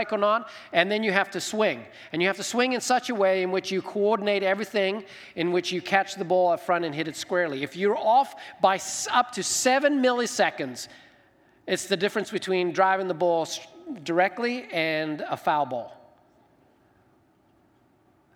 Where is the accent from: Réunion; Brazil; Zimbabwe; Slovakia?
Zimbabwe; now in United States; I grew up in Zimbabwe, Africa.